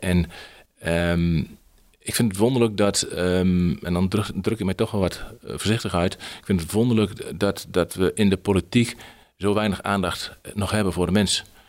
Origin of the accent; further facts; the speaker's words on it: Heino, Overijssel, Netherlands; Ik ben opgegroeid in Heino